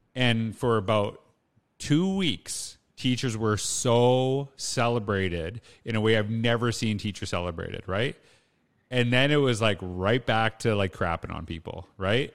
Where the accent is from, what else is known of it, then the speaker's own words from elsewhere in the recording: Humboldt, Saskatchewan, Canada; I grew up in Humboldt, Saskatchewan.